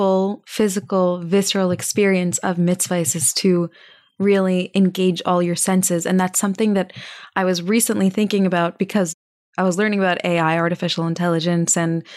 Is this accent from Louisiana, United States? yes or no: no; Texas, United States; I'm from Texas